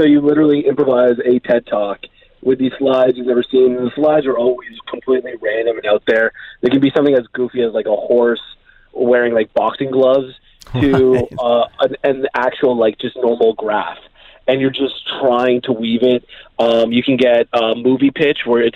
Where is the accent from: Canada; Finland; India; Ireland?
Canada; moved away as an adult; now in Dubai, United Arab Emirates; growing up in Canada